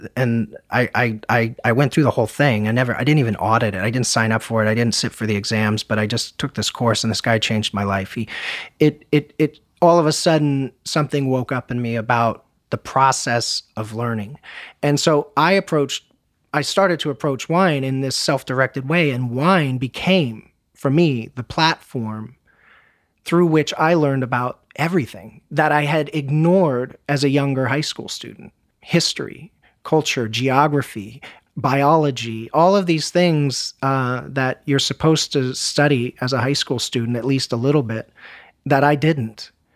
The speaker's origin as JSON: {"language": "English", "country": "United States", "said": "as an American"}